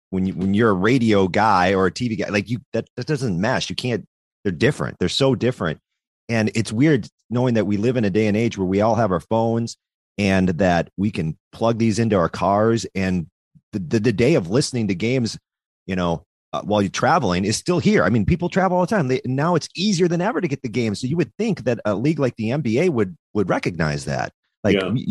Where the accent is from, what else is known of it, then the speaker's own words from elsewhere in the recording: Madison, Wisconsin, United States; And so I'm from Madison, and we're always like, "Go pack!